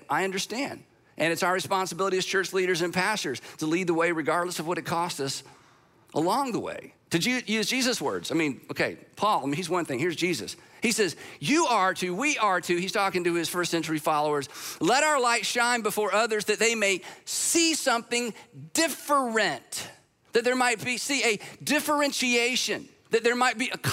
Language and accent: English; United States; I'm an American